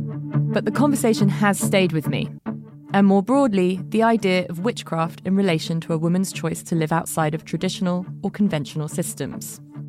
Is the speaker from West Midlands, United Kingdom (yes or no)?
no; London, United Kingdom; born or raised there